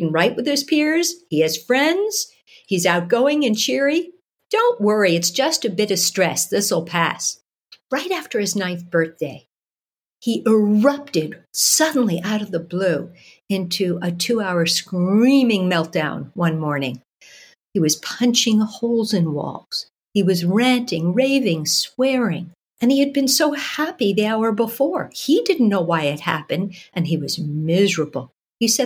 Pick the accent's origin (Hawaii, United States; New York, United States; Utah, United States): New York, United States; New York City; moved away as an adult; now in Toronto, Canada; I was born and raised in New York City